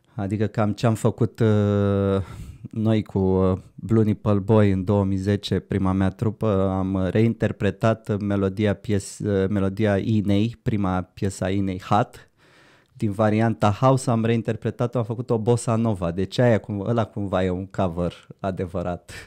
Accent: Brăila, Brăila County, Romania; moved away as an adult; now in Bucharest, Romania; Băiat venit din Brăila

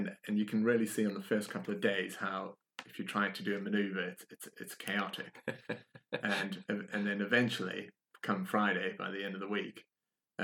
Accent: South Africa; moved away; I'm from South Africa originally

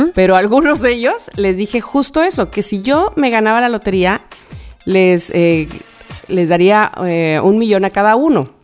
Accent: Veracruz, Mexico; also born or lived in Xalapa; hasta la calle Hernán Cortés 262, departamento 6, entre Hidalgo y Bravo, y que fue la casa donde yo, el departamento donde yo nací

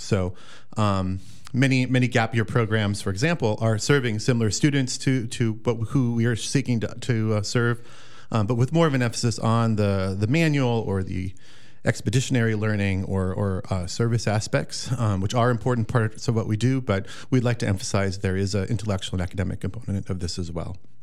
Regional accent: the Driftless region, southwestern Wisconsin, United States; I'm a local here of southwestern Wisconsin, the Driftless region. Um, grew up on a, a dairy farm, classic Wisconsin dairy farm

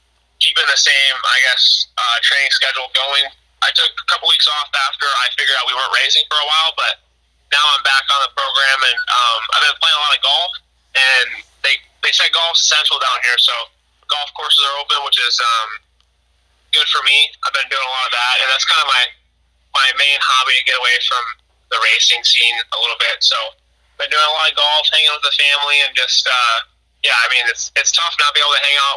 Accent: Illinois, United States; growing up in Illinois

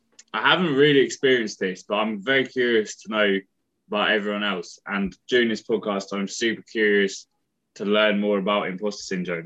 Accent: London, United Kingdom; from London. I study at City University as well.

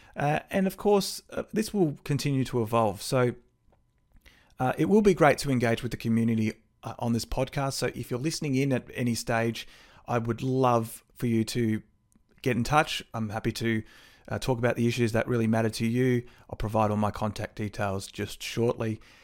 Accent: Melbourne, Victoria, Australia; now in Bendigo, Australia; I actually grew up in Brighton in the Bayside suburbs of Melbourne

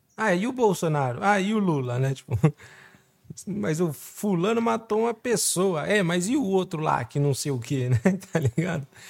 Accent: Brazil; Eu, como brasileiro

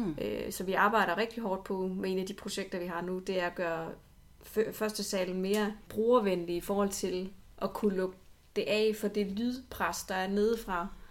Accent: Odense, Southern Denmark, Denmark; jeg er jo øh, Odenseaner, har boet det meste af mit liv i Odense.

